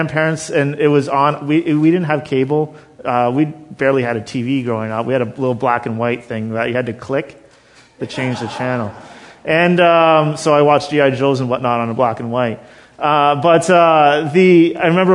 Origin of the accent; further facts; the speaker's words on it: Thunder Bay, Ontario, Canada; I was born in Thunder Bay